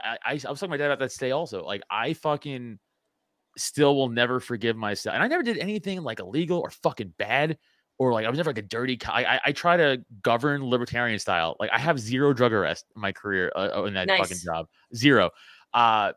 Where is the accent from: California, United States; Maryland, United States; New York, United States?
New York, United States; New York City; I'm from Staten Island, New York